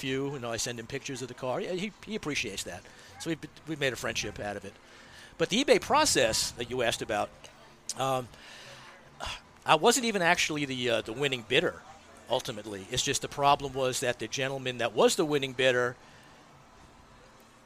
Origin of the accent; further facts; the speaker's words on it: New York City, New York, United States; moved away as an adult; now in Houston area, United States; I'm actually from New York City originally. I'm from Brooklyn